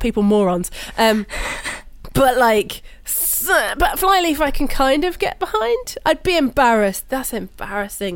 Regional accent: United Kingdom; I'm British

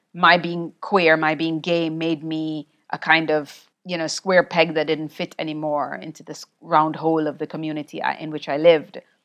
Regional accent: Jamaica; I grew up in Jamaica

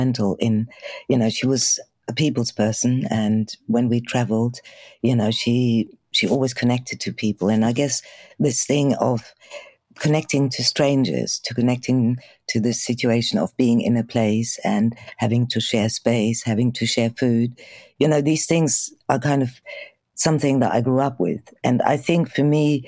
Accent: Germany; moved away as an adult; also born or lived in Bulgaria; now in United Kingdom; I was born in Bulgaria and my mum decided to leave Bulgaria. So when I was around six, we managed to get to Germany, and that's where, in West Germany, where I grew up.

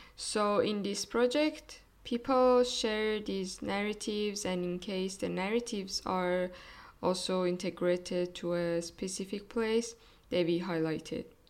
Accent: Iran; now in Germany; from Iran

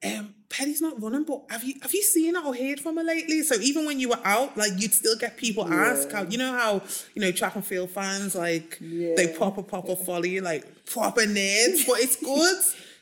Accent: Nigeria; I mean, Nigeria is amazing because I am like Nigerian myself.

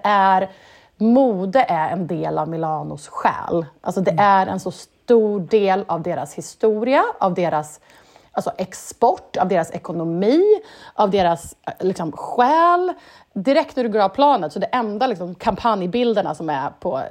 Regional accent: Sweden; som svensk

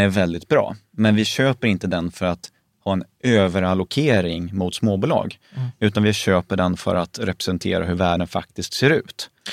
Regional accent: Småland, Sweden; jag är ju grunden smålänning

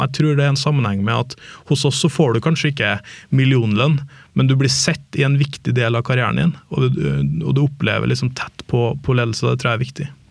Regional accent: Trondheim, Trøndelag, Norway; moved away as an adult; now in Oslo, Norway; jeg hadde et jobbtilbud hjemme i Trondheim

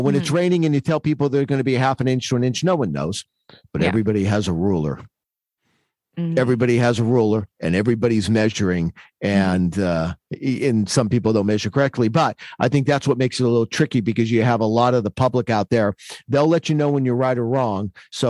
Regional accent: Hazleton, Pennsylvania, United States; I grew up in Hazleton, the Beaver Meadows, Hazleton area up in northeastern Pennsylvania.

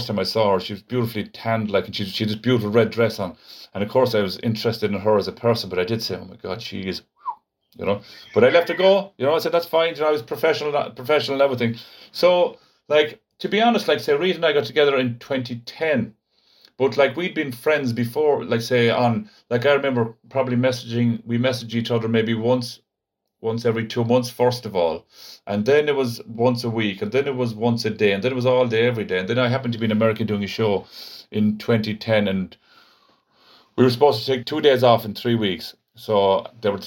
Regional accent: Kerry, Munster, Ireland; I'm from Kerry as well

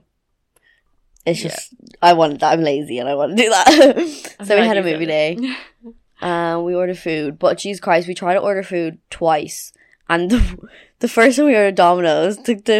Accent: Meath, Leinster, Ireland

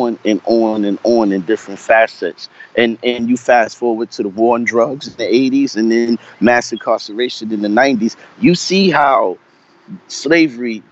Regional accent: New York City, New York, United States; now in Virginia, United States; I grew up in Brooklyn, the early part of my life. I was born in Brooklyn Hospital.

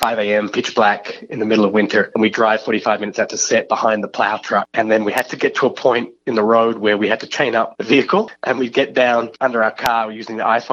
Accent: Australia; I'm Australian

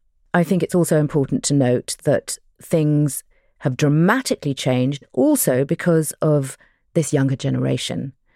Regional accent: United Kingdom; I'm …, and I'm a British-Iranian journalist, documentary maker, and author.

